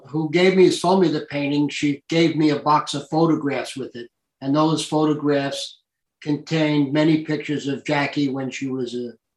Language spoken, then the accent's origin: English; Hicksville, New York, United States; also born or lived in Italy / Germany / France; I grew up in Hicksville, but my father was a military guy. And this is the way I got into art. I lived in Europe until I was 16 years old. I lived in Italy, Germany. I lived in France.